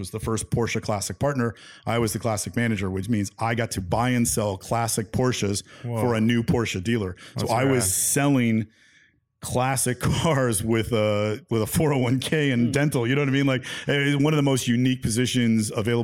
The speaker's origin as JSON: {"language": "English", "town": "San Francisco", "region": "California", "country": "United States", "tie": "born or raised there", "said": "growing up in San Francisco"}